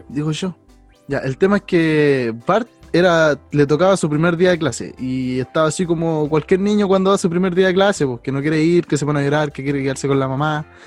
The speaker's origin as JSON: {"language": "Spanish", "country": "Chile", "said": "Acá en Chile"}